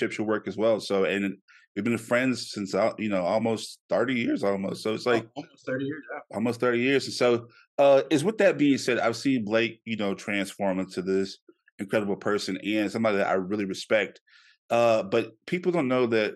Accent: Shreveport, Louisiana, United States; moved away; my hometown in Shreveport

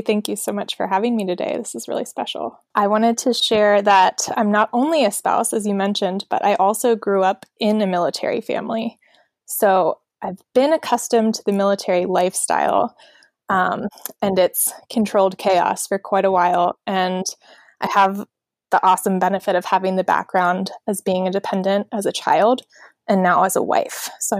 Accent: Annapolis, Maryland, United States; also born or lived in San Diego; So when people ask me that, the short answer I give is I'm from Annapolis, Maryland. The long answer is, well, I was born in San Diego. But I moved away before I could even remember it, and I grew up all over the country.

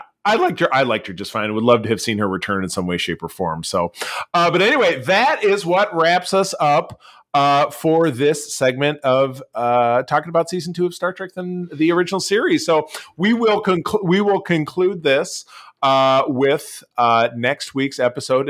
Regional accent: Detroit, Michigan, United States; in my hometown, uh, of Detroit, Michigan

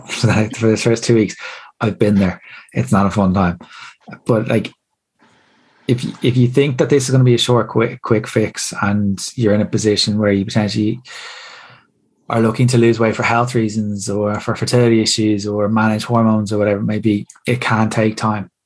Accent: Ireland; As Irish people

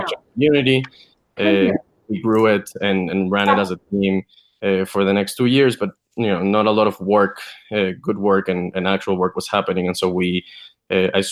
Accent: Venezuela; moved away; I'm originally from Venezuela

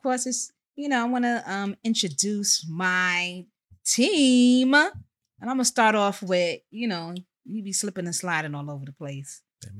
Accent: New York City, New York, United States; I'm Uptown Bronx. I hail from Co-op City, Section 5.

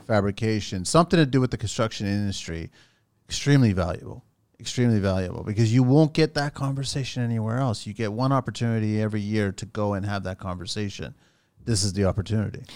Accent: Canada; I'm a Canadian Portuguese

